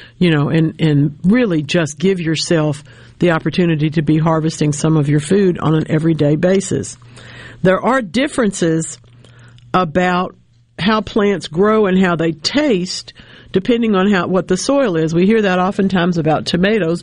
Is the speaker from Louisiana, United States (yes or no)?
yes; Louisiana, United States; now in Mississippi, United States; my home state of Louisiana